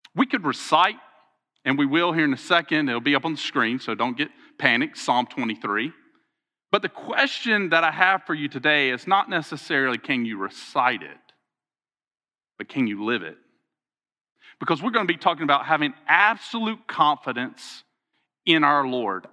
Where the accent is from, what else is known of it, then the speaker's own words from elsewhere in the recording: Alabama, United States; I'm from Alabama